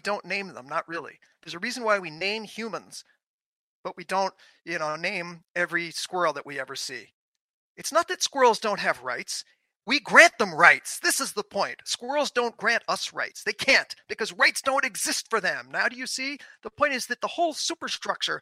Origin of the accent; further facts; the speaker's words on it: New York City, New York, United States; I grew up in New York City, where everyone is domesticated